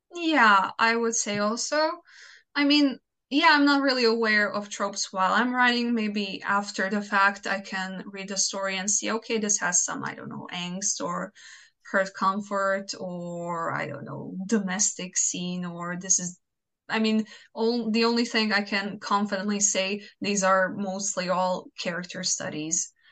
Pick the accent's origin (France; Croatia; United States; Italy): Croatia; first language Croatian; English is a second language